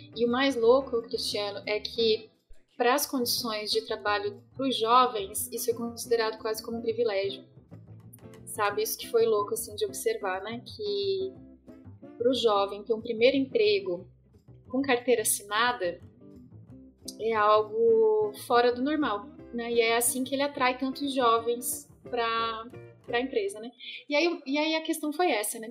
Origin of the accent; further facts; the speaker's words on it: Santa Catarina, Brazil; moved away as an adult; now in Paraná, Brazil; E sou catarinense, moro no Paraná tem 10 anos